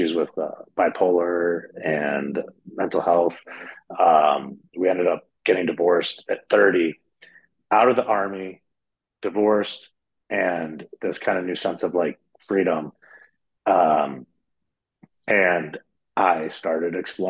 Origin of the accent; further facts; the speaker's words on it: Michigan, United States; I was raised in Michigan, United States, raised in a Catholic church